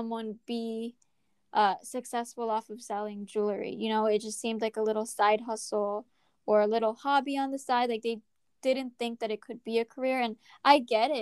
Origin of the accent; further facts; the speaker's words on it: New York, United States; So I'm from New York